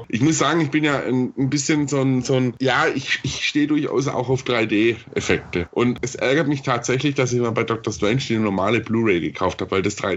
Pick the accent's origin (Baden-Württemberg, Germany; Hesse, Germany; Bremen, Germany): Baden-Württemberg, Germany; Stuttgart; Ich, ich komme ja ursprünglich aus Stuttgart